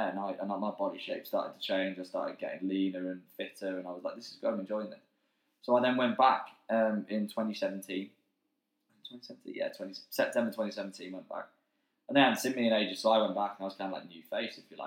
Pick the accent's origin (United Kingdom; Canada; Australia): United Kingdom; just outside Manchester, North West England; now in Swansea, United Kingdom; I'm not from Manchester, the city. I'm from just outside. So moving to Swansea was big for me.